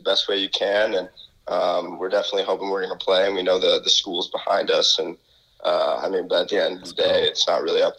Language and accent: English; Connecticut, United States; moved away as an adult; now in Michigan, United States; I'm from Connecticut, so didn't grow up in Michigan